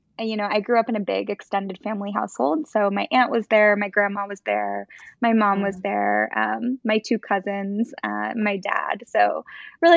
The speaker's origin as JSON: {"language": "English", "region": "Florida", "country": "United States", "tie": "born or raised there", "said": "my dad was a really good, well-respected doctor in our small town in Florida, an oncologist"}